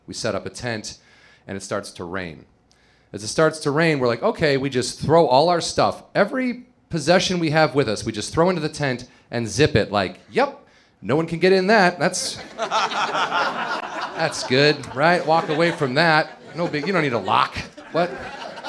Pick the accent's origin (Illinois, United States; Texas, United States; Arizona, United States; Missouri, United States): Illinois, United States; Chicago; moved away; I'm from the Midwest, suburbs of Chicago, and you start drinking when you're like 14 there